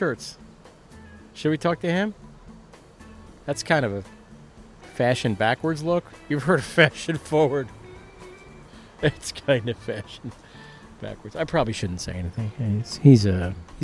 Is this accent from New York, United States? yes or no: yes; Lyndhurst, Long Island, New York, United States; moved away; also born or lived in Amityville, New York; I grew up in Lyndhurst